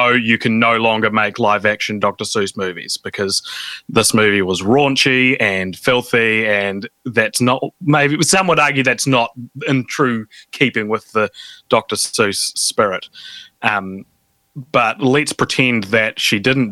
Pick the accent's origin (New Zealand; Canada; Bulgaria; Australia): New Zealand; me and another New Zealander